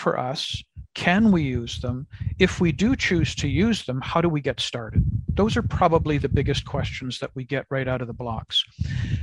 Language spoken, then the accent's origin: English; Canada; as a Canadian living in Canada